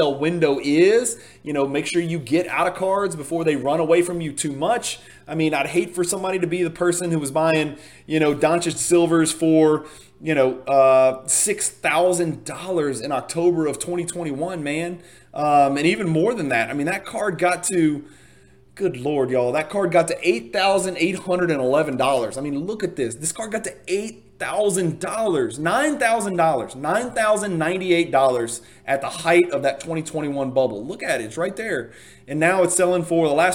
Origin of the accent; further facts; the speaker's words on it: Louisiana, United States; I am from Louisiana